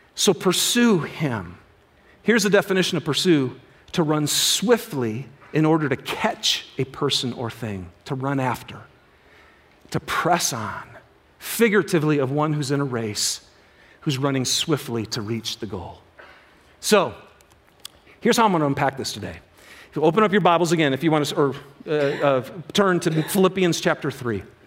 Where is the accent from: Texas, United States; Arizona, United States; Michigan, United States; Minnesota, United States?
Michigan, United States; moved away; I'm from Michigan originally